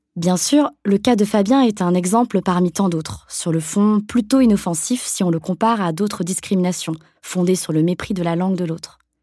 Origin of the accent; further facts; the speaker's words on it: Lille, Hauts-de-France, France; Je suis née à Lille, dans le nord de la France